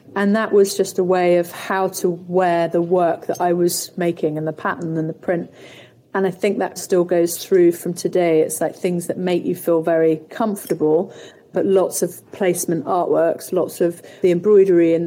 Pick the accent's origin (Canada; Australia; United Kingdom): United Kingdom; Somerset, South West England; growing up in Somerset